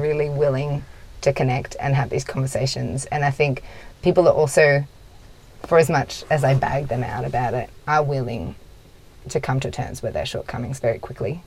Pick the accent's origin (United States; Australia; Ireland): Australia; near Broome, Kimberley, Western Australia; where i'm from that's what it's like i'm from Winawal, just north of broome